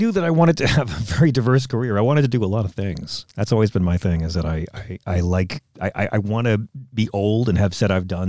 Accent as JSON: {"language": "English", "area": "Long Island", "region": "New York", "country": "United States", "tie": "born or raised there", "also_born_or_lived": "Bohemia, New York / Stony Brook, New York", "said": "I was raised on the Isle of Long. I lived out in what we call the Buttafuoco Belt."}